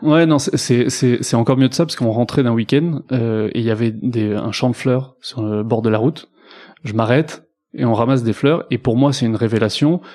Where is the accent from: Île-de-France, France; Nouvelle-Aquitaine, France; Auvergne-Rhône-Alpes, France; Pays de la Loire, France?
Nouvelle-Aquitaine, France; Bordeaux; je suis bordelais d'origine